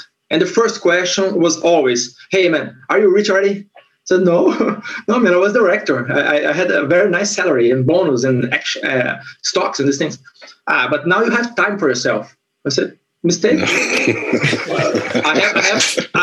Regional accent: Brasília, Federal District, Brazil; English is a second language; moved away as an adult; now in Portugal; I'm from Brasilia

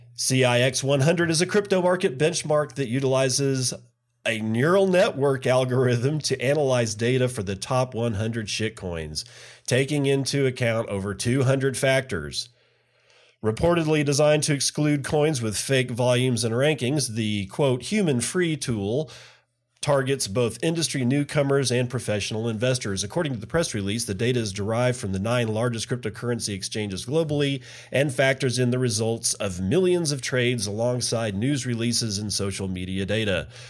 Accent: Midland, Texas, United States; That's my hometown. That's where I was born and grew up

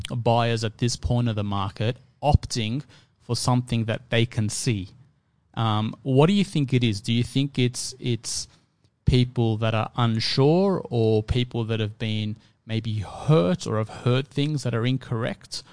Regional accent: Sydney, New South Wales, Australia; I grew up in Fairfield

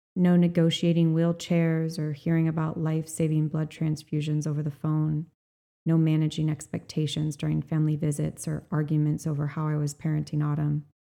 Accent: Kauai, Hawaii, United States; I was born on Kauai, on nine and a half acres of land at the end of a mile long gravel and dirt driveway

